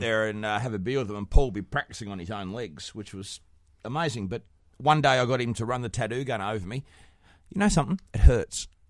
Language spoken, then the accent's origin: English; Australia; I'm from Australia.